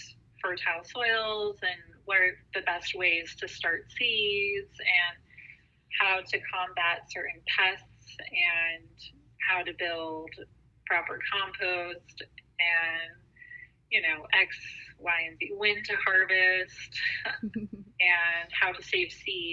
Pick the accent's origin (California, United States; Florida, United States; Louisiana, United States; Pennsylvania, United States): California, United States; San Diego; I'm from San Diego. Yeah, I'm like